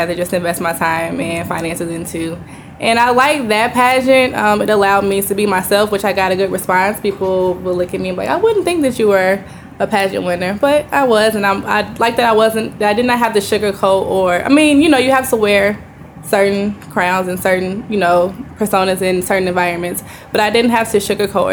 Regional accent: Chicago, Illinois, United States; moved away as an adult; now in Houston, United States; I'm originally from Chicago, Illinois.

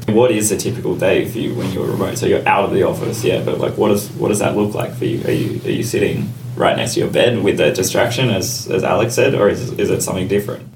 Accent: Australia; now in London, United Kingdom; I'm Australian, as is Brad. Like I've been able to go back to Australia

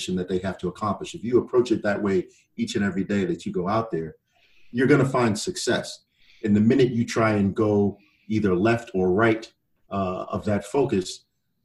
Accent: Croton-on-Hudson, New York, United States; I grew up on the Hudson River. I can remember days, mostly in the summer, where my grandfather would have me down at the Croton Yacht Club

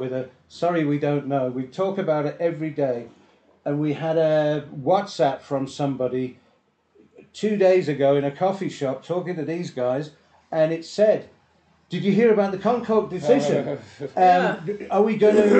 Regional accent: South Africa; we're from South Africa

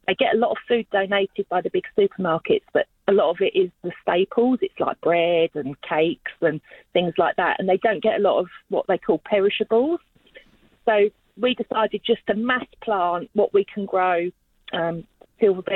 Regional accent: London, United Kingdom; now in Australia; as you probably get from my accent, I'm originally from London, and I grew up with growers

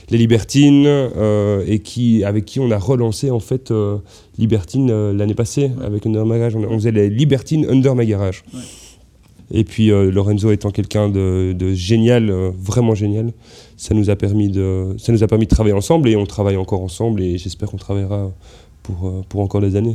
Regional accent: Belgium; bah ouais on est belge.

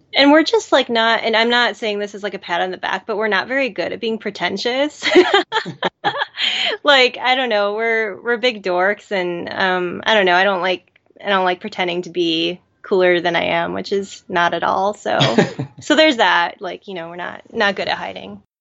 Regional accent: Madison, Wisconsin, United States; we're both from Madison, Wisconsin

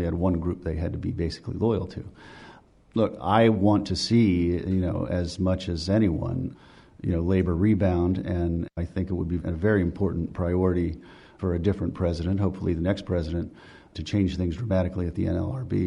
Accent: West Virginia, United States; moved away; I'm from West Virginia

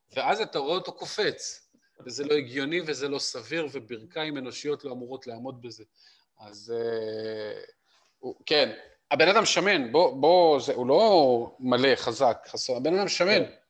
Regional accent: Israel; כולנו, בתור ישראלים פרובינציאליים

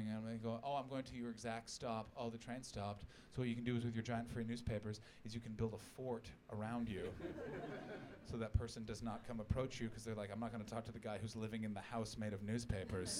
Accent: Canada; I'm a Canadian

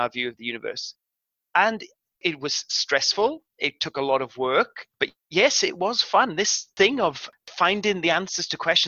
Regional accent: South Wales, United Kingdom; now in New South Wales, Australia; I grew up in the southern area of Wales, which is the old coal fields

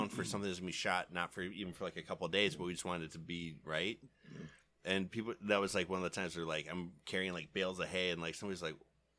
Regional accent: Flint, Michigan, United States; born or raised there

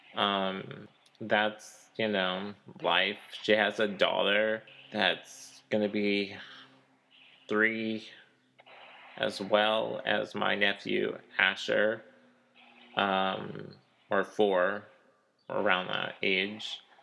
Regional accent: Kansas City, Missouri, United States; also born or lived in Delaware; now in Kansas, United States; I was born oh. in like Kansas City, but I live in the Kansas side

